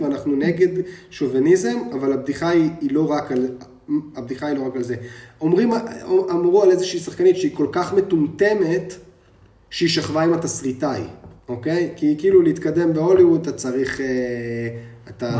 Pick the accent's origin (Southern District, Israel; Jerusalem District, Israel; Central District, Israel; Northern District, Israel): Jerusalem District, Israel; Jerusalem; born or raised there